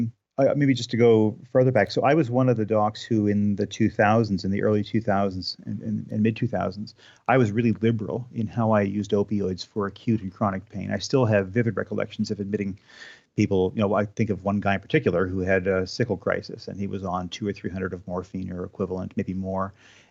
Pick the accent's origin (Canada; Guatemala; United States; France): Canada; New Glasgow, Nova Scotia; I grew up in New Glasgow. I went to school at Dal for 9 years. So I lived in Nova Scotia for the first 25 years of my life.